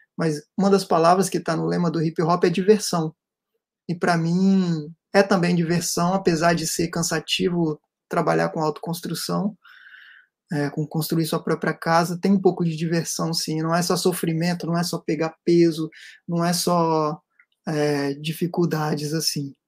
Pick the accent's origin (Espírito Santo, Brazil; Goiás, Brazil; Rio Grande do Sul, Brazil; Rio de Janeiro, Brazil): Espírito Santo, Brazil; Serra; Serra Dourada né que é onde eu cresci